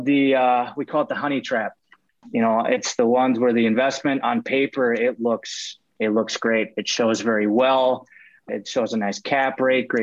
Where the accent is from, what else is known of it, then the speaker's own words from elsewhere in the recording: Minneapolis, Minnesota, United States; I'm out of the Twin Cities here in Minnesota, Minneapolis, to be precise. I'm a simple Midwest boy